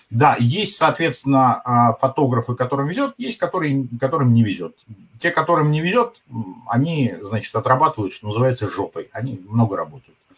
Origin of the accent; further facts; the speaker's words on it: Moscow, Russia; А я клянусь, что я вот прожил в Москве 50 лет, я москвич.